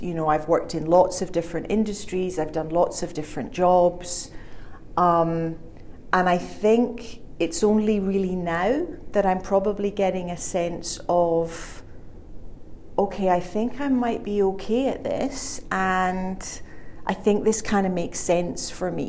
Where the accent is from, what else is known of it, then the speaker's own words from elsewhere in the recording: Scotland, United Kingdom; moved away as an adult; also born or lived in Glasgow; now in China; I'm originally from Scotland